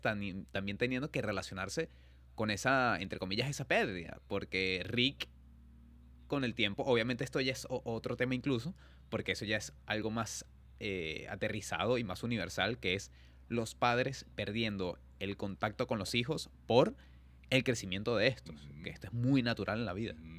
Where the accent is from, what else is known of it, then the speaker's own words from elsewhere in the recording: Venezuela; moved away; como venezolanos